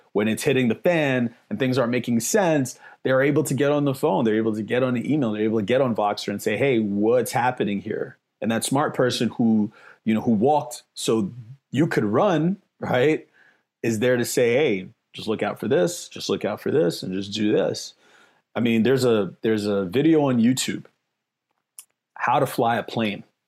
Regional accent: New York City, New York, United States; now in Las Vegas, United States; I'm from the Bronx, New York, I'm from the hood

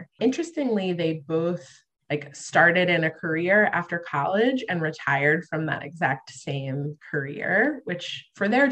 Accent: Long Island, New York, United States; I grew up on Long Island in New York

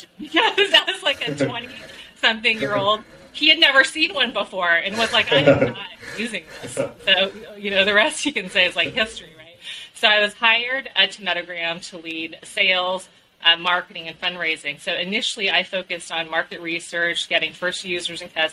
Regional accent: California, United States; I grew up in California

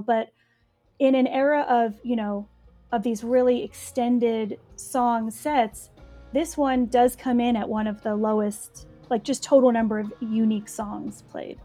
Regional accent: New Jersey, United States; growing up in Jersey

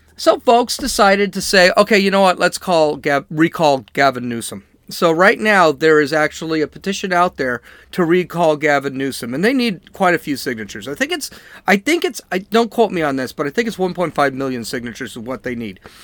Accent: California, United States; I'm from California

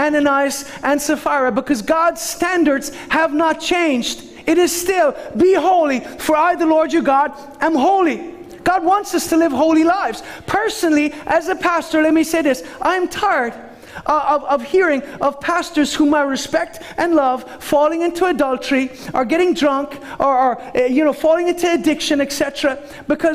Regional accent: Ireland; I'm Irish.

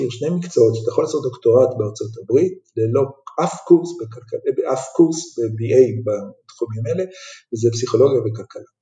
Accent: Jerusalem, Jerusalem District, Israel; ובירושלים הקטנה שנולדתי בה

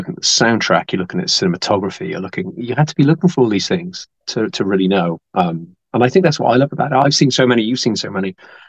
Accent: United Kingdom; as a Brit, I'm very proud of the quality of the stuff we produce

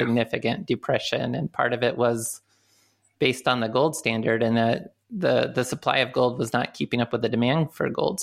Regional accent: Midwest, United States; moved away; I'm from the Midwest

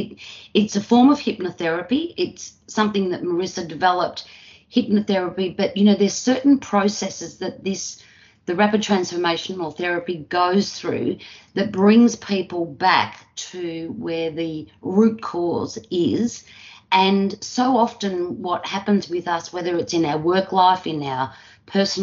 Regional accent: Australia; also born or lived in Melbourne, Victoria; I'm from Australia. I live just outside of Melbourne, Victoria, Australia.

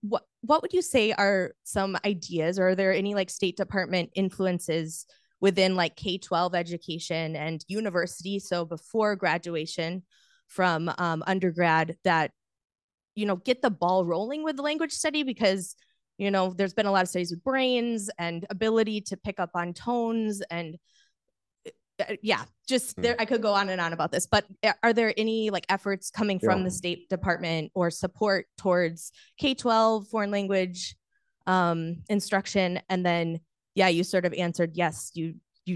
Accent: United States; As an American who grew up in American public school system

